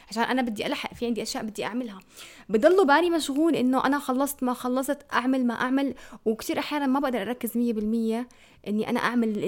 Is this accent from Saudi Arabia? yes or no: no; Amman, Amman Governorate, Jordan; احنا عندنا بعمان ما بدي احكي اسم المدرسه اللي كنت فيها